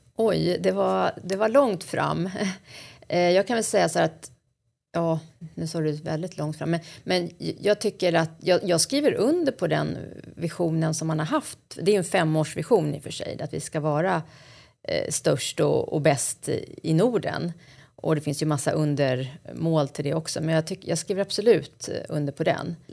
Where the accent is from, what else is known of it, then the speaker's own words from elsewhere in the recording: Stockholm, Stockholm County, Sweden; Jag är uppvuxen i Hägersten och bor numera på Kungsholmen i Stockholm